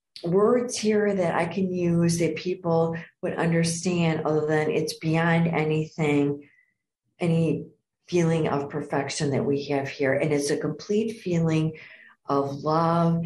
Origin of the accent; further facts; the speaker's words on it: Downers Grove, Illinois, United States; I was born and raised in Downers Grove